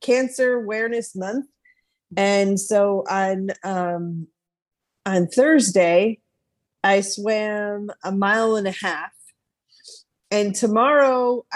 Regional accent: New York, United States; moved away as an adult; now in Arkansas, United States; moved to Arkansas, but I was born and bred in New York State

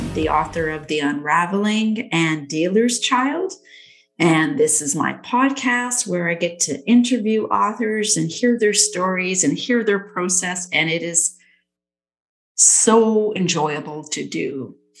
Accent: Nanaimo, British Columbia, Canada; I was born in Nanaimo. Um, I lived in Nanaimo for like, God, 20 years

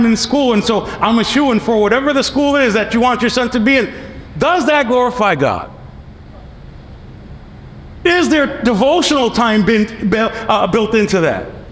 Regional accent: New York City, New York, United States; moved away as an adult; I come from New York City.

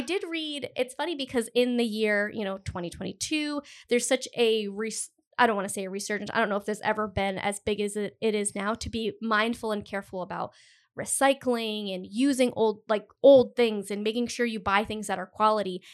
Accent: Cumberland, Rhode Island, United States; now in Providence, United States; I'm from Cumberland

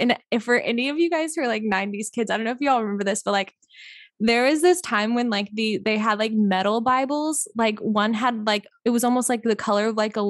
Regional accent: Missouri, United States; now in Pensacola, United States; So I am originally from Mid, Missouri. So I moved to Pensacola, the Gulf Coast, the beautiful Emerald Gold Coast.

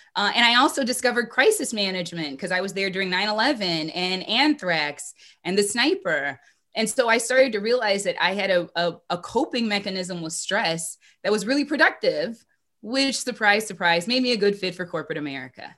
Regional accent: Minneapolis, Minnesota, United States; Growing up in Minneapolis

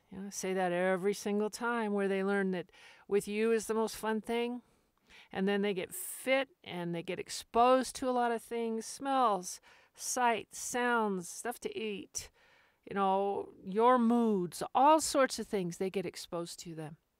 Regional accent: Albuquerque, New Mexico, United States; I grew up in Albuquerque

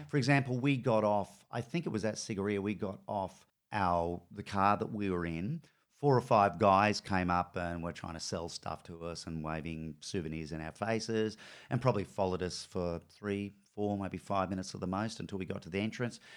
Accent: North Queensland, Australia; also born or lived in Brisbane; now in Melbourne, Australia; I grew up in North Queensland

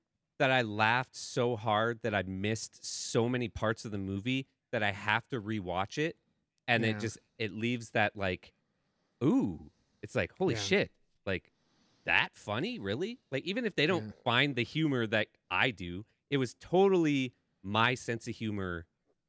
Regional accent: Canada; That's how you can tell I'm Canadian, by the way.

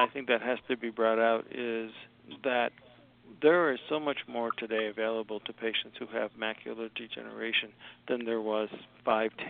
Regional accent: Scranton, Pennsylvania, United States; moved away as an adult; also born or lived in Philadelphia, Pennsylvania / Tampa, Florida / Washington, D.C.; now in Bonita Springs, United States; I was from Scranton, Pennsylvania, so it was a somewhat natural choice that I'd go back there

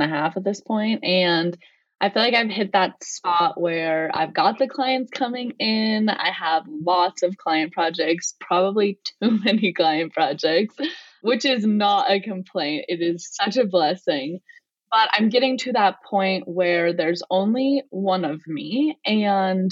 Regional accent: Colorado, United States; I'm from Colorado

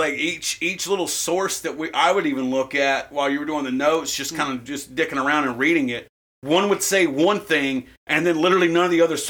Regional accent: the South, United States; I'm a white boy from the South.

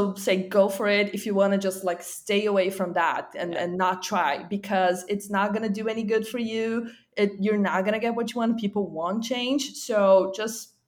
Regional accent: Brazil; now in California, United States; I'm originally from Brazil, but I live in California now

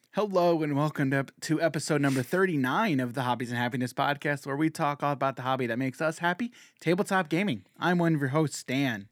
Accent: United States; as an American

